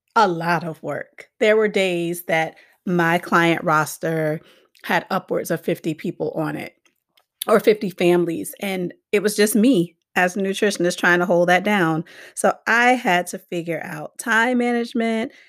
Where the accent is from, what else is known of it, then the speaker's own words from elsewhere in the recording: Miami, Florida, United States; moved away as an adult; also born or lived in Gaffney, South Carolina; now in Hartford, United States; I grew up in Miami, Florida